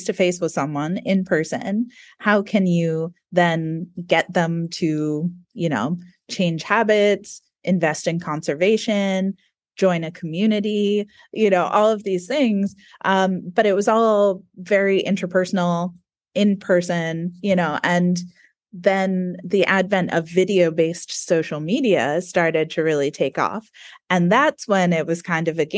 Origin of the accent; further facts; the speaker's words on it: United States; accent: American; now in New Zealand; we both have American accents.